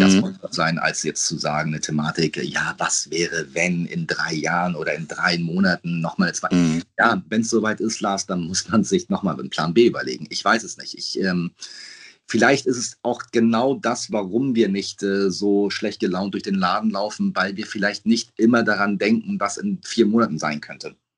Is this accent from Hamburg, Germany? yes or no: yes; Hamburg, Germany; Peppy und ich sind 50 Meter voneinander entfernt groß geworden